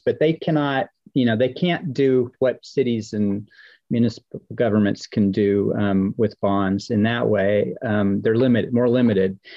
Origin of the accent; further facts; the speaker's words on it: Oklahoma, United States; I'm a member of the Chickasaw Nation of Oklahoma, and I grew up in Oklahoma